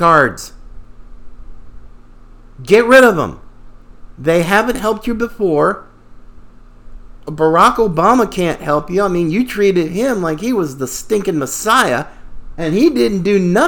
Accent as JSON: {"language": "English", "region": "the South", "country": "United States", "tie": "born or raised there", "said": "I grew up, I was born in the South, fifth generation"}